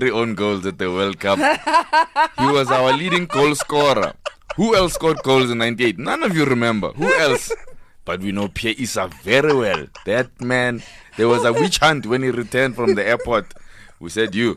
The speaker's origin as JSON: {"language": "English", "town": "Katlehong", "region": "Gauteng", "country": "South Africa", "tie": "born or raised there", "also_born_or_lived": "northern suburbs of Johannesburg", "moved": "yes", "lives_now": "Johannesburg, South Africa", "said": "I grew up in Katlehong, in Chongweni section."}